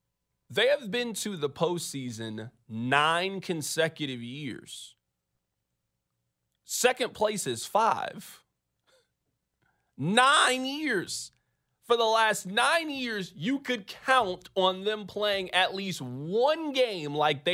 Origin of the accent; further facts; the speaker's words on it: Kansas City, Missouri, United States; I grew up in Kansas City.